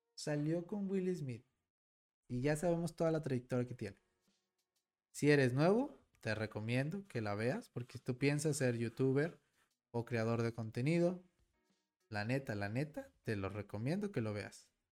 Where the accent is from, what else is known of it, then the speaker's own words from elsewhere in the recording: Mexico; mi México mágico